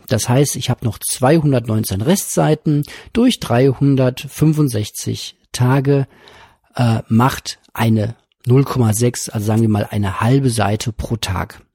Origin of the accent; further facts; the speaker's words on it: Witten, North Rhine-Westphalia, Germany; von meiner Heimatstadt hier in Witten